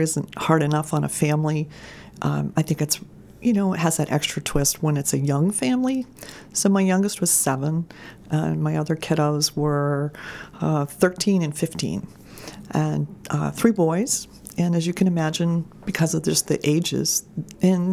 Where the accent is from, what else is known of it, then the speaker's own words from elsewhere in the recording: Camden, Maine, United States; moved away as an adult; also born or lived in Madison, Maine; now in Cumberland, United States; I was born and raised in Camden, which is a great place to be from